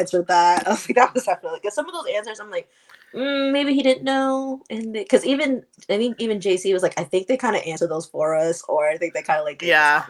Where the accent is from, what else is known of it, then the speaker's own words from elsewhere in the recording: Oklahoma, United States; I'm from Oklahoma